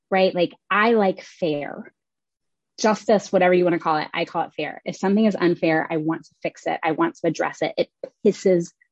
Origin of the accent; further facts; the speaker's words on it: Oklahoma, United States; also born or lived in Kentucky, United States; now in Richmond, United States; I was born in Kentucky. I grew up in Oklahoma. I live in Richmond, Virginia right now. It's my 19th city and third country.